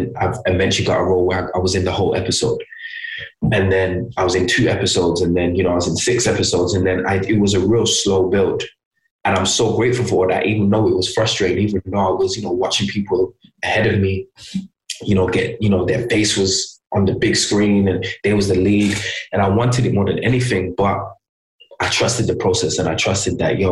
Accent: Birmingham, West Midlands, United Kingdom; moved away; also born or lived in London; I'm from Birmingham

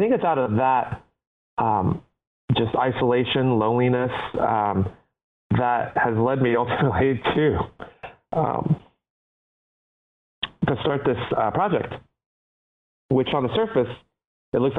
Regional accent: Cincinnati, Ohio, United States; born or raised there; English is a second language; also born or lived in Taipei, Taiwan

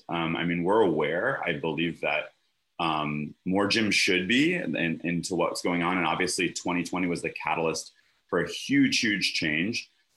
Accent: Connecticut, United States; now in Los Angeles, United States; I'm from Connecticut. Trust me. There's a reason I moved out.

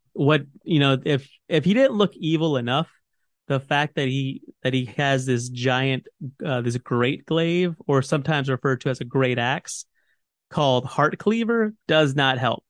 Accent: United States; I'm an American.

